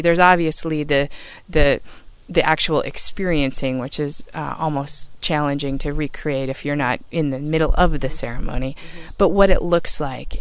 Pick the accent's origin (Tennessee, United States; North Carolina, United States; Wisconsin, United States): Wisconsin, United States; moved away as an adult; now in California, United States; I'm from Wisconsin